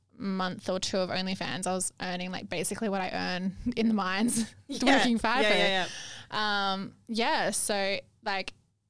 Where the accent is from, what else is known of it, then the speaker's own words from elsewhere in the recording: eastern New South Wales, Australia; now in Perth, Australia; I'm from over eastern New South Wales.